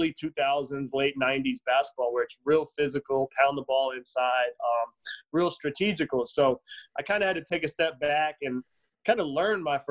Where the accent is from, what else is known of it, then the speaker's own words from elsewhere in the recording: West Virginia, United States; I'm from West Virginia